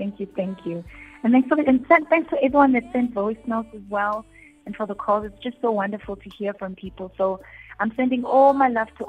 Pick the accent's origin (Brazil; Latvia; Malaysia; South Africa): South Africa; Daveyton, Gauteng; I was in my hometown, Davidson, 2 weekends ago